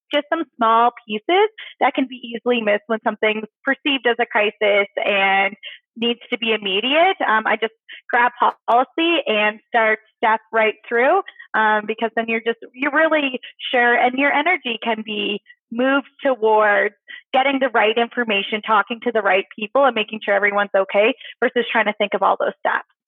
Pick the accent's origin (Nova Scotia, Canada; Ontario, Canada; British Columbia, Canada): Nova Scotia, Canada; moved away; originally, I am from Nova Scotia